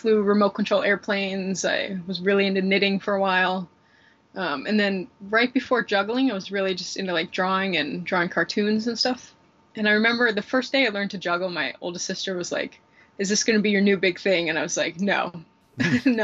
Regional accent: Salt Lake City, Utah, United States; I'm from Salt Lake City, Utah. And I've really spent most of my life there.

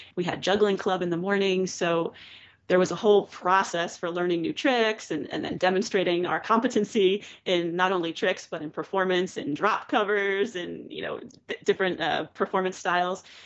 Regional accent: Drexel Hill, Pennsylvania, United States; moved away as an adult; also born or lived in Philadelphia / New York; now in Pennsylvania, United States; I grew up in Drexel Hill, Pennsylvania, which is a suburb of Philadelphia

